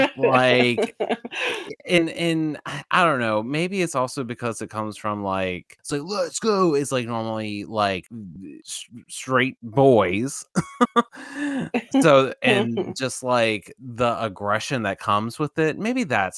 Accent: eastern Virginia, United States; I'm still from Virginia

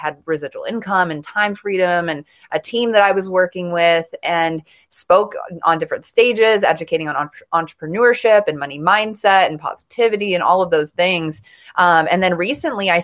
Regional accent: Montana, United States; I grew up in Montana, in a small town in Montana

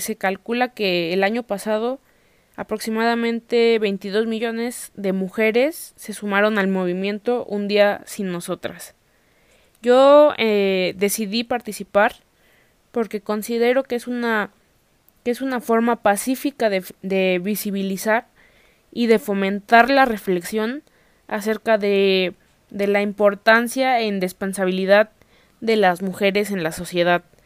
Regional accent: Mexico; nuestra historia, e identidad como mexicanos

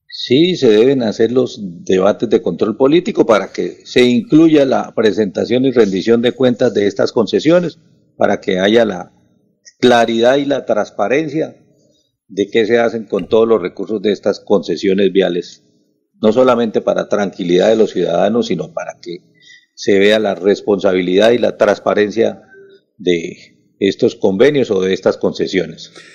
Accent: La Paz, Santander, Colombia; yo soy una persona de La Paz, provincia de Vélez

